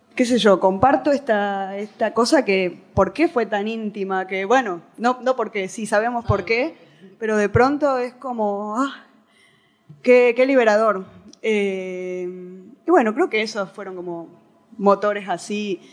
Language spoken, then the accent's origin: Spanish; Tucumán, Argentina; soy tucumana